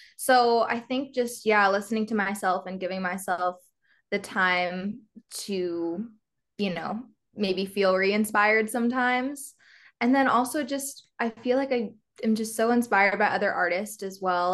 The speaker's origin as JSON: {"language": "English", "region": "Nebraska", "country": "United States", "moved": "as an adult", "lives_now": "Los Angeles, United States", "said": "I'm from Nebraska, so kind of middle of the country, small, smaller town kind of vibes."}